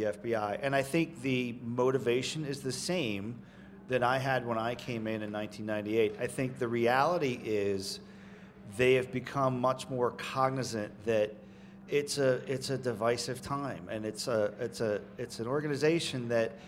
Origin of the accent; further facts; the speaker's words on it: Jersey Shore, New Jersey, United States; when I was in high school, growing up on the Jersey Shore